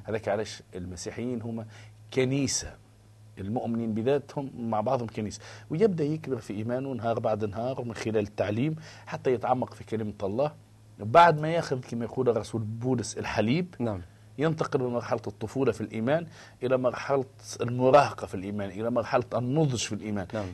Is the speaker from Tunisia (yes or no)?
yes; Tunisia; انا تونسي آه نتكلم لغه شعبي